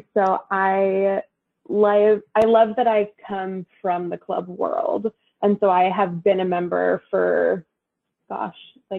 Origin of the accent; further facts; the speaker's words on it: Fairfax, Virginia, United States; also born or lived in Harrisonburg, Virginia; So I grew up in Fairfax, Virginia, which for anyone who doesn't know where headquarters is very close to headquarters. So I know the area well. And then I went to James Madison University in Harrisonburg, Virginia